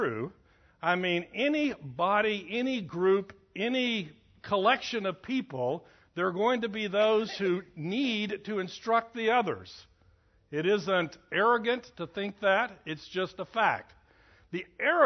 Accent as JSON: {"language": "English", "country": "United States", "said": "we, as American Christians"}